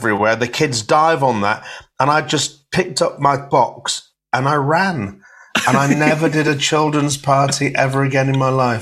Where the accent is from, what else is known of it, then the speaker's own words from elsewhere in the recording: Hull, Yorkshire and the Humber, United Kingdom; I'm from Hull, and I was born on a council estate. I was born on a council estate called Bransholme